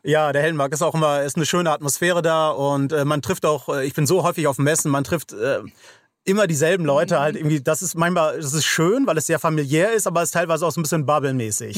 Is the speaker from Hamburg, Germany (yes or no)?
yes; Hamburg, Germany; ich komme aus Hamburg, St. Georg